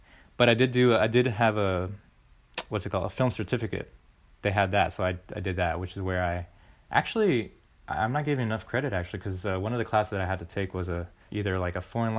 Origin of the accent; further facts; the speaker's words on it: Florida, United States; born there; But I was born in Florida.